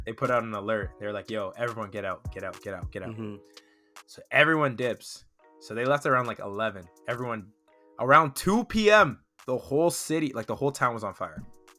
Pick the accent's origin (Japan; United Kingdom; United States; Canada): Canada; Toronto, Ontario; now in British Columbia, Canada; I'm from Toronto